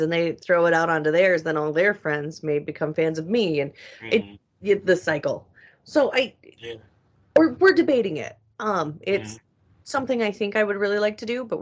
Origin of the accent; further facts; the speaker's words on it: Chicago, Illinois, United States; it's also my hometown